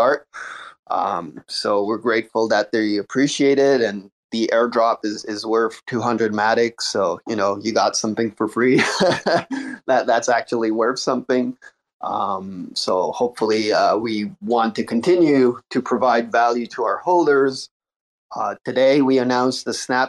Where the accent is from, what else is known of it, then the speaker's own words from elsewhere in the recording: Montreal, Quebec, Canada; I'm also from Montreal